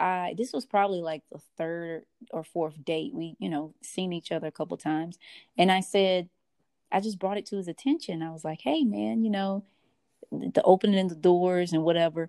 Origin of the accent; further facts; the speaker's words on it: the South, United States; moved away; I am from the South